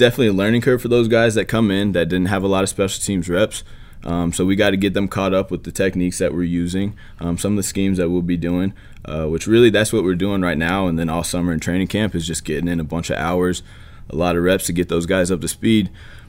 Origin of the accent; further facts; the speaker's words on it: Buffalo, New York, United States; I was coming from Buffalo, though, so it was really not much of a difference in terms of the weather.